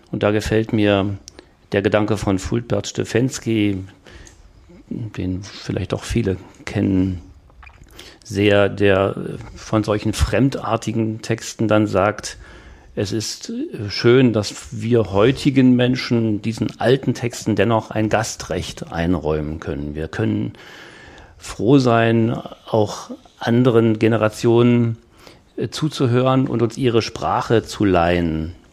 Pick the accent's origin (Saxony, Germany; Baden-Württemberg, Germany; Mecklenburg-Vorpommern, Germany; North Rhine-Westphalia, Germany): Mecklenburg-Vorpommern, Germany; Wismar; Ich stamme, wie gesagt, aus der Hansestadt Wismar und weiß noch, dass ich als Kind äh, beim Hören oder Mitsingen des Liedes nicht alles richtig verstanden und eingeordnet habe. Also ein Tau vom Himmel, da dachte ich immer an den Hafen